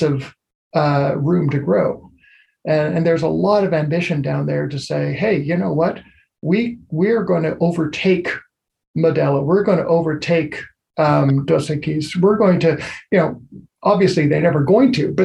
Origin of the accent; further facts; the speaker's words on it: Canada; my home country